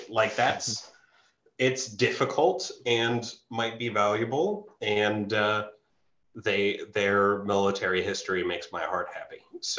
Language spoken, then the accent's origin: English; United States; I'm not going to do French because I have dignity and I'm an American